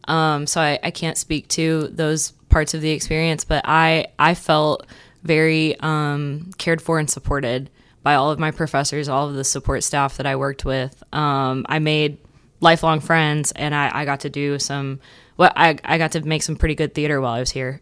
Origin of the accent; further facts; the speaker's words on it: Port Neches, Texas, United States; I'm from Port Neches.